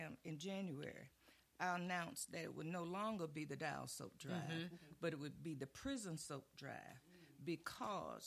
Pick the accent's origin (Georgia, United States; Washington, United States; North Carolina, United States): Georgia, United States; Brunswick; my hometown, Brunswick, Georgia